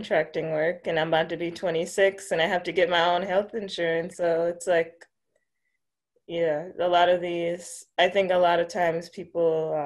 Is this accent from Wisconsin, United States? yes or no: yes; Milwaukee, Wisconsin, United States; I grew up here on the north side of Milwaukee. I've been here all my life